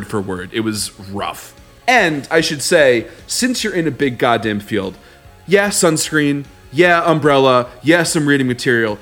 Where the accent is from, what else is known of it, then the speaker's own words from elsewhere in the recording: Long Island, New York, United States; we're from Long Island. We have high Italian food standards.